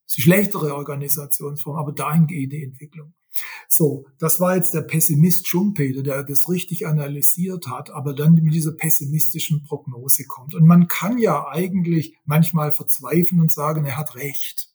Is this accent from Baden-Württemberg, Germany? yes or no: yes; Swabia, Baden-Württemberg, Germany; accent: Swabian; first language Swabian; gebürtiger Schwabe. Äh, ich kann nur, ich kann nur Schwäbisch.